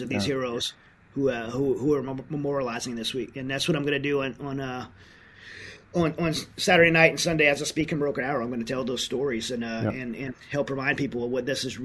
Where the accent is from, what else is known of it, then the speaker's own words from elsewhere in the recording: United States; as an American